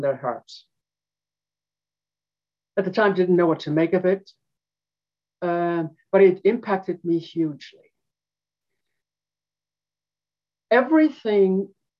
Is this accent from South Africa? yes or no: yes; South Africa; I was born in South Africa in the semi-desert in a land that was called the Karoo